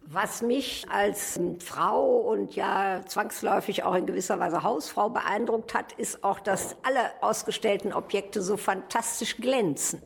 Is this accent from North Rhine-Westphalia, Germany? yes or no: yes; Krefeld, North Rhine-Westphalia, Germany; ich als alte Krefelderin